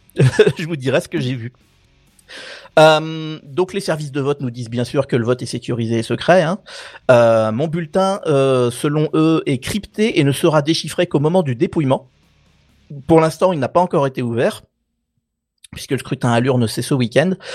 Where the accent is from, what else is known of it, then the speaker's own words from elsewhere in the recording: France; moved away; je suis français, je suis citoyen français et uniquement français